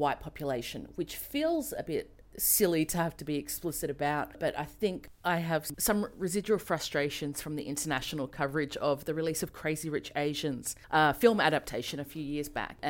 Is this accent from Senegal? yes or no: no; Australia; accent: Australian; I'm a white Western woman, as you can tell from my terrible Australian accent.